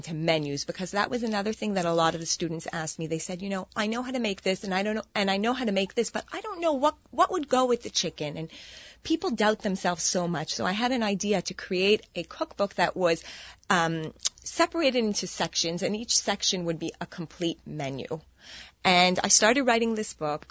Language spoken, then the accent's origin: English; Montreal, Quebec, Canada; moved away as an adult; now in New York, United States; I was born and raised in Montreal, and I moved to New York.